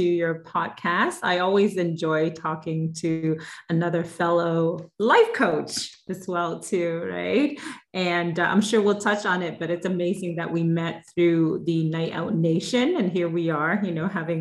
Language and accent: English; Vietnam; now in Niagara Falls, Canada; I'm Vietnamese. And I'm currently living in Niagara Falls, Ontario, Canada. So definitely I'm from an immigrant family. So my parents, I was born in Vietnam, in a very small town near the sea.